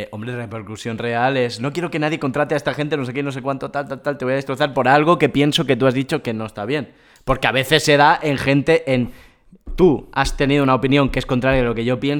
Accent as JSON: {"language": "Spanish", "area": "Vallès", "region": "Catalonia", "country": "Spain", "said": "Somos dos garrulos del Vallés"}